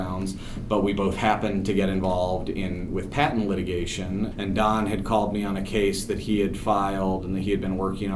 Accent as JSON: {"language": "English", "town": "Omaha", "region": "Nebraska", "country": "United States", "tie": "born or raised there", "moved": "as an adult", "said": "I came to UK by way of Omaha, Nebraska in 1991. I was debating in high school for Omaha West Side"}